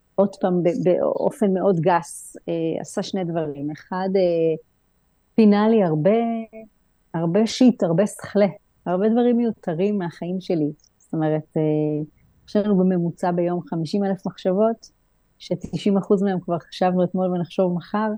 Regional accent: Israel; now in Greece; ואני מהארץ

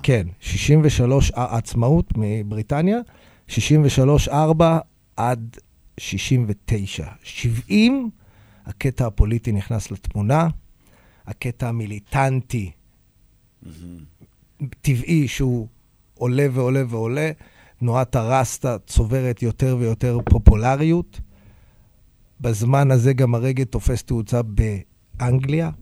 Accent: Hod HaSharon, Central District, Israel; also born or lived in Tel Aviv; נולדתי בתל אביב, גרתי בהוד השרון, שהוד השרון הייתה ארגז חול.

